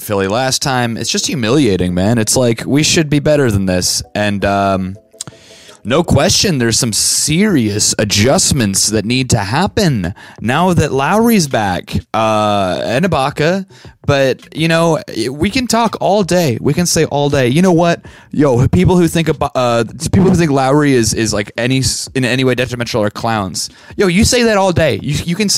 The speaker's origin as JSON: {"language": "English", "town": "Vancouver", "region": "British Columbia", "country": "Canada", "tie": "born or raised there", "said": "I grew up in Vancouver"}